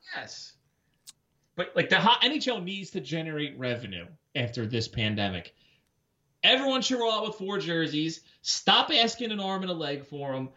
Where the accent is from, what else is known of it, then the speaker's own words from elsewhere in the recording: Warminster, Pennsylvania, United States; I grew up in Warminster. Shout out to my Warminster people